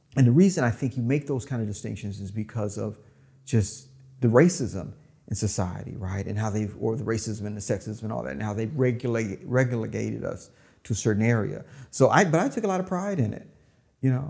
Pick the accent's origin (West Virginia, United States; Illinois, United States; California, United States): California, United States; Oakland; also born or lived in Vallejo, California; I grew up in West Oakland